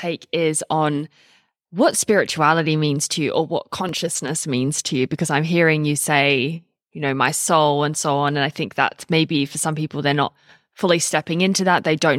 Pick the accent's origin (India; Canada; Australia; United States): Australia; also born or lived in United Kingdom; I grew up in Australia and England mix, and we just honestly don't have the same culture about speaking